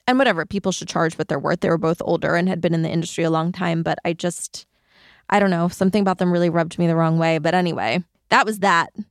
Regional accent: between Queens and Long Island, New York, United States; I grew up in New York between Queens and Long Island

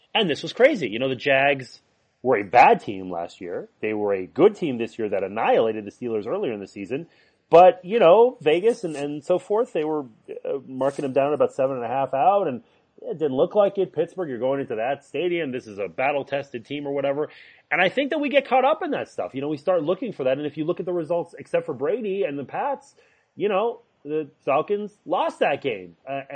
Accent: Montreal, Quebec, Canada; Hockey, well, I grew up in Montreal. That's saturated.

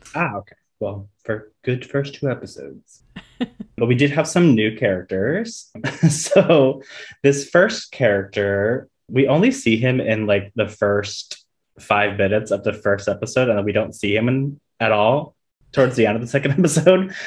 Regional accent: South Florida, United States; I grew up in South Florida

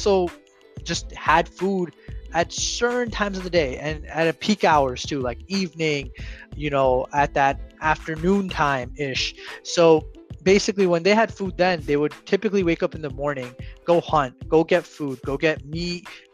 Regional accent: India; I'm Indian, so it's done in Jainism.

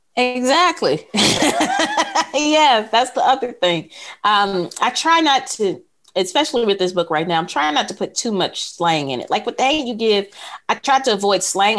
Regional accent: Mississippi, United States; I'm from Mississippi.

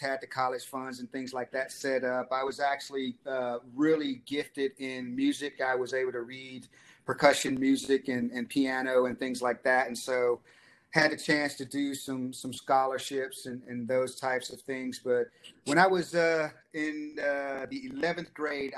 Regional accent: Dallas, Texas, United States; I grew up in Dallas, Texas

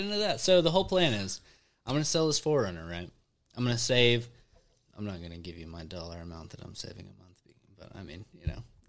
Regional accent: Arkansas, United States; accent: country; moved away as an adult; now in Texas, United States; Well, I'm from Arkansas, bro. It's not that different. I actually moved down here expecting people to have more of an accent than I had, and they have less of an accent than I had.

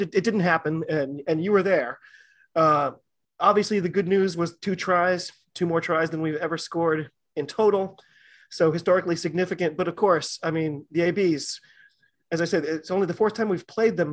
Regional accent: United States; as an American fan

